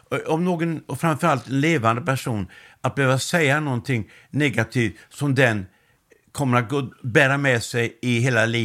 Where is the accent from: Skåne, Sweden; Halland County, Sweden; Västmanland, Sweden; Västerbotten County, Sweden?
Halland County, Sweden; Laholm; jag kommer från eh, Laholm och det är en utpräglad bondekommun.